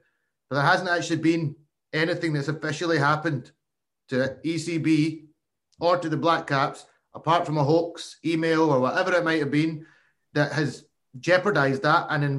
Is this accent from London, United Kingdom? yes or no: no; Scotland, United Kingdom; You've mentioned already, I come from Scotland.